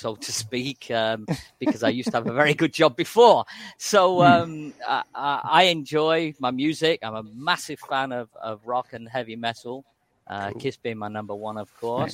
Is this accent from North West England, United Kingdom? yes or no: yes; Manchester, North West England, United Kingdom; moved away as an adult; now in Thailand; I grew up in Manchester